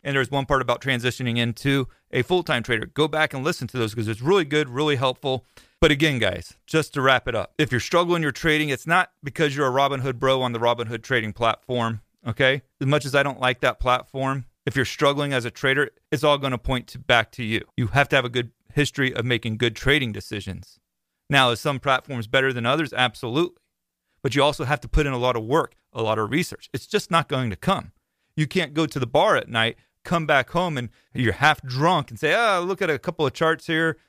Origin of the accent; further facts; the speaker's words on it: Florida, United States; I'm from Florida